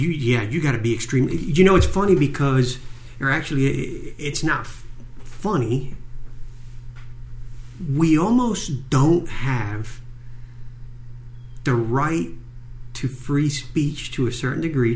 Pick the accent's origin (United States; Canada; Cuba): Cuba; moved away; I'm Cuban. I was born in Cuba